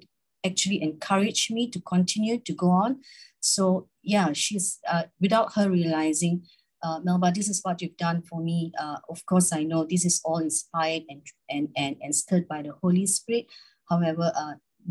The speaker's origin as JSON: {"language": "English", "country": "Malaysia", "said": "I'm from Malaysia"}